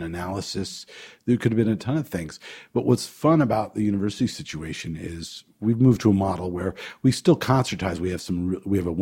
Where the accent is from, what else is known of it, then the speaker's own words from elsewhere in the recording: Potomac, Maryland, United States; also born or lived in New Jersey; I grew up in the Washington, D.C. area, Potomac, Maryland, and we also had a home in New Jersey